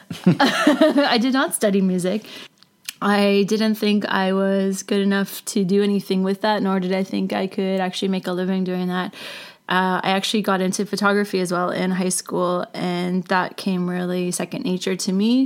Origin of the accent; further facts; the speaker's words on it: Port Hope, Ontario, Canada; I grew up in a small town in Ontario called Port Hope. It's about an hour east of Toronto, just off the 401.